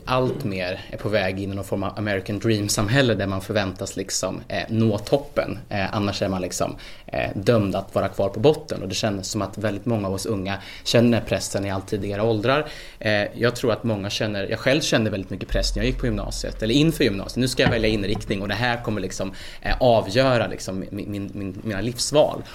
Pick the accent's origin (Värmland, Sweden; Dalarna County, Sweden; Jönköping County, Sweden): Värmland, Sweden; Jag kommer själv från Värmland